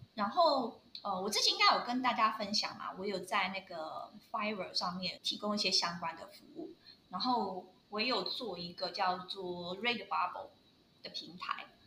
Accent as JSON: {"language": "Chinese", "country": "Taiwan", "moved": "yes", "said": "我上面有写说我是台湾人"}